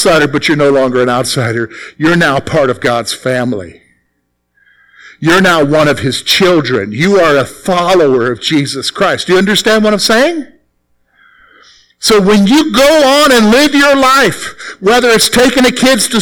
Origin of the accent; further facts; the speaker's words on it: the Carolinas, United States; moved away as an adult; now in Pennsylvania, United States; I'm from the Carolinas, all right? So I'm not from around here. All right, I'm not a Pennsylvania guy. Even though I lived here 17 years